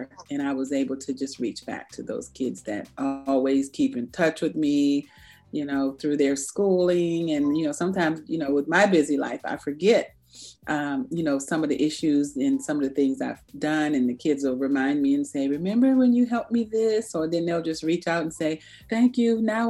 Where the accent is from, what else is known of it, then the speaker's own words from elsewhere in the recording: Maryland, United States; I grew up on Andrews Air Force Base, more of my teen years, and I had an awesome, awesome teenage run there at Andrews.